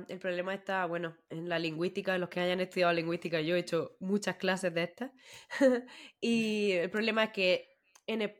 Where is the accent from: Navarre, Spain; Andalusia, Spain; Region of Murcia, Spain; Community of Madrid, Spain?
Region of Murcia, Spain; accent: Murcian; ya sabéis lo que es. Murcia. ¿eh? pero lo voy a intentar.